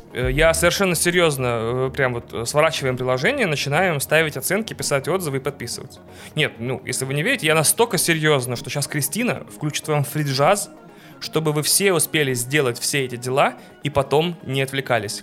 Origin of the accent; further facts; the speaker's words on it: Russia; also born or lived in Vilnius, Lithuania; мы, игроки из России